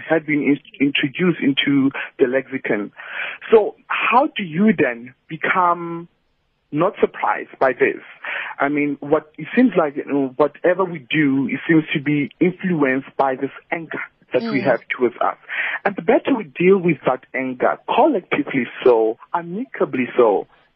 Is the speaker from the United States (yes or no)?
no; South Africa; as South African